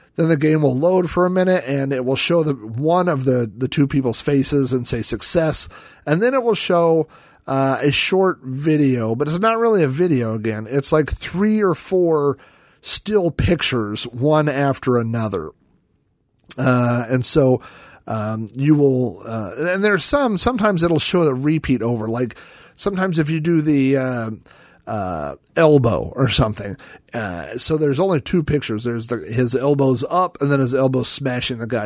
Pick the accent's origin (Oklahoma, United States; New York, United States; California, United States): Oklahoma, United States; I grew up in Oklahoma